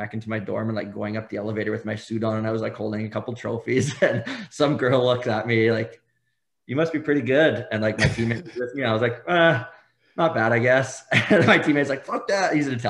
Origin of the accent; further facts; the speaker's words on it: Saskatchewan, Canada; accent: Saskatchewan; they all thought I was from Ireland because, like, my Saskatchewan accent.